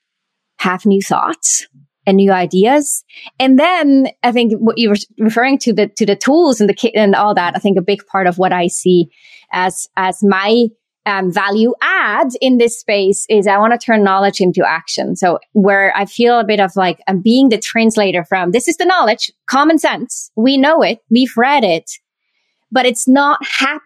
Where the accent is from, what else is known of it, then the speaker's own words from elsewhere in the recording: Switzerland; I was born and raised in Switzerland